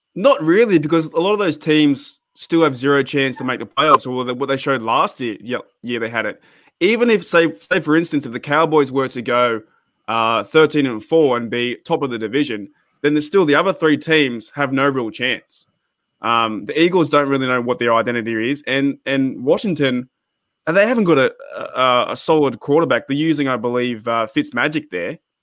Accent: Australia; being an Australian fan

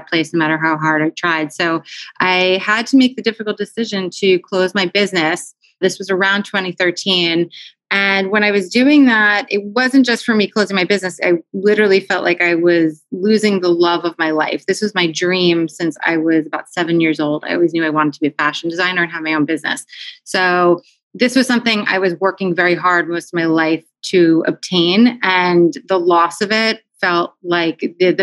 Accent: New Jersey, United States; also born or lived in New York City, United States; now in Philadelphia, United States; raised in New Jersey

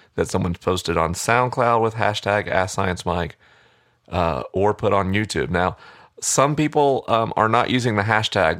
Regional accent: United States; I am an American

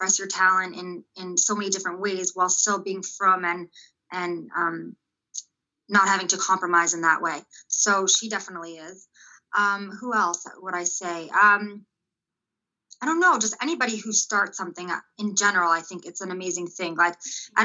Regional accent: Los Angeles, California, United States; also born or lived in Israel; I grew up in North Hollywood, Valley Village in California

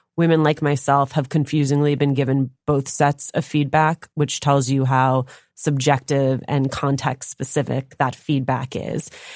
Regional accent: Union City, New Jersey, United States; I grew up in Union City, New Jersey

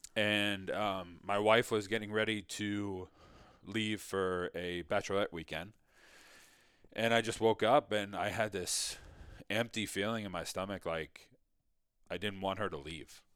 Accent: Mamaroneck, New York, United States; I grew up in Mamaroneck, New York, which is just outside New York City.

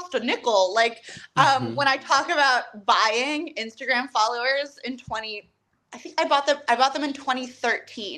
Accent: Falls Church, Virginia, United States; moved away; I grew up in Falls Church, which is like the DC suburbs

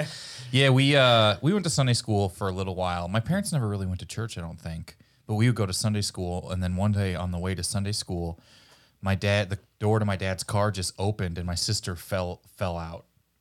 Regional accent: Kansas City, Missouri, United States; now in Los Angeles, United States; I'm from Missouri.

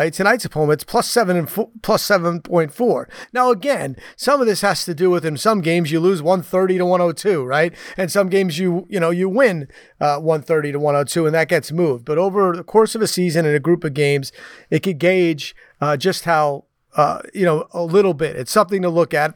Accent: New York City, New York, United States; moved away; I grew up in the New York City area

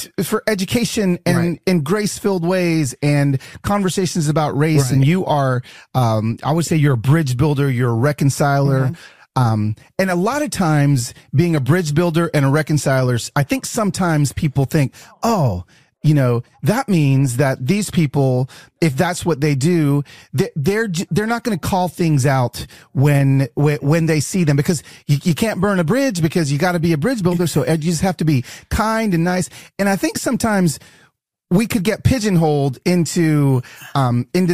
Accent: Decatur, Georgia, United States; moved away; I was raised in Decatur.

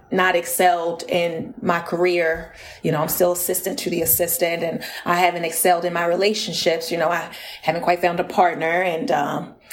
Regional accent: North Carolina, United States; Well, you know, I was all I was all over the place, uh, but I did get my start in North Carolina.

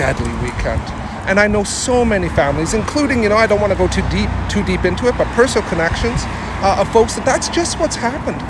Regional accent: Saskatoon, Saskatchewan, Canada; I come from a prairie town. I come from Saskatoon

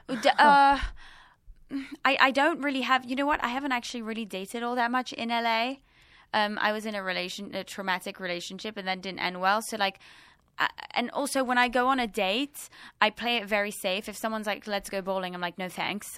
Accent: London, United Kingdom; now in Los Angeles, United States

